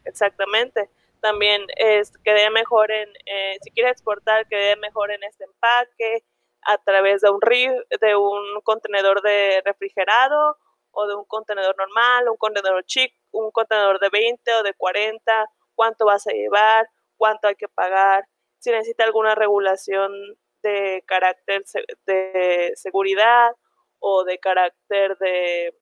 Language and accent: Spanish; Manzanillo, Colima, Mexico; yo soy de Manzanillo